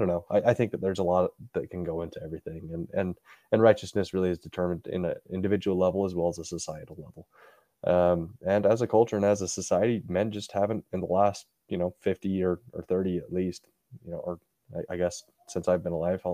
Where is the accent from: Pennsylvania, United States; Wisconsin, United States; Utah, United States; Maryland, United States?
Utah, United States; growing up in Utah, at least in the neighborhoods that I was